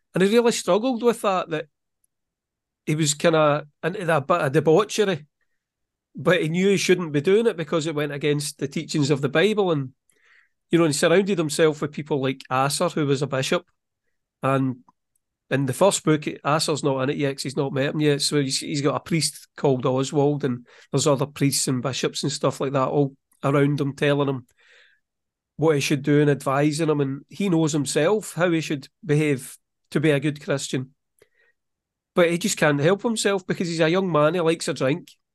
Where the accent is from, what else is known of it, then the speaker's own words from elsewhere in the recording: Scotland, United Kingdom; I'm from Scotland.